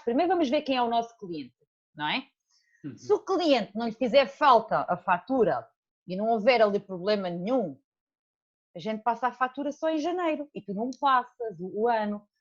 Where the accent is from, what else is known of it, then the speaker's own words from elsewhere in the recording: Alentejo, Portugal; moved away as an adult; also born or lived in Portalegre; now in Seixal, Portugal; saí do Alentejo, estou aqui há oito anos, talvez